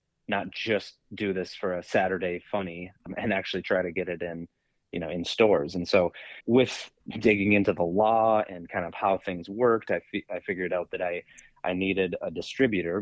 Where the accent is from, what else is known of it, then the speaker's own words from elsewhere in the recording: Park Rapids, Minnesota, United States; now in Maple Grove, United States; I am from Park Rapids, Minnesota, originally. Now live permanently in Maple Grove